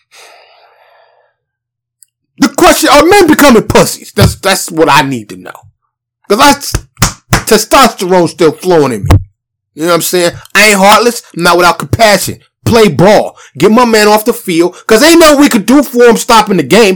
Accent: New York City, New York, United States; moved away as an adult; also born or lived in Harlem / Bronx; now in Dallas, United States; I'm from New York City. Born and raised. But I live in a suburb of Dallas now.

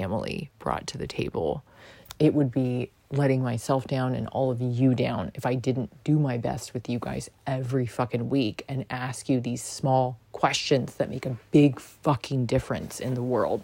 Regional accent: New York City, New York, United States; as a New Yorker

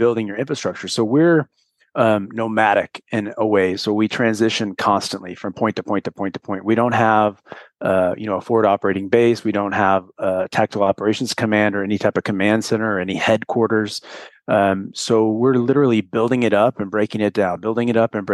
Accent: St. Louis, Missouri, United States; moved away; also born or lived in Los Angeles, California / Camp Pendleton, California; I'm from St. Louis. I spent a large chunk of my life in LA or around the Camp Pendleton area.

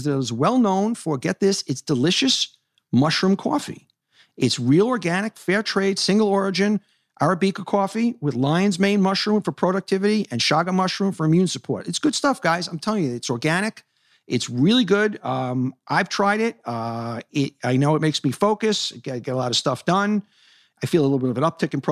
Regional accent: New York City, New York, United States; I grew up in Hollis Hills, 212th Street, 85th Avenue

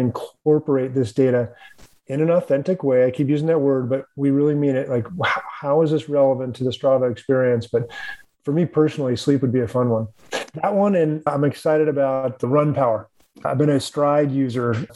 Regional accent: Reno, Nevada, United States; I grew up in Reno, Nevada, and Greg LeMond was the hometown hero

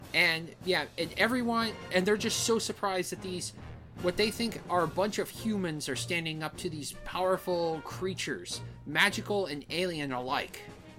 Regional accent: Arizona, United States; also born or lived in San Diego, California; I was born in another state, and I was raised here.

